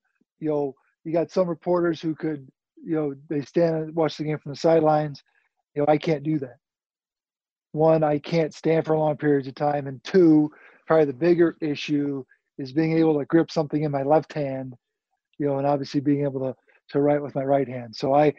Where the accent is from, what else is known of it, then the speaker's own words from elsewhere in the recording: Naperville, Illinois, United States; grew up in Naperville. So unfortunately, I haven't really left town as much as I would like to.